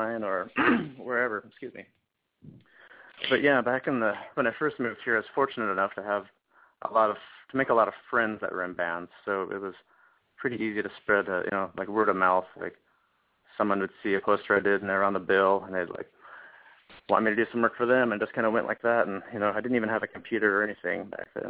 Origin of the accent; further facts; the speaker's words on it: Montana, United States; moved away as an adult; now in Seattle, United States; As a little kid, I grew up in Montana